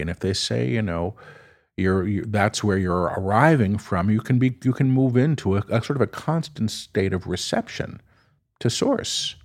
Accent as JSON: {"language": "English", "town": "New York City", "region": "New York", "country": "United States", "said": "I'm a New Yorker."}